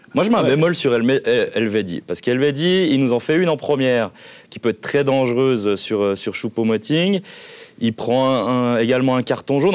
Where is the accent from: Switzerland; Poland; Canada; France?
Switzerland; en tant que Suisse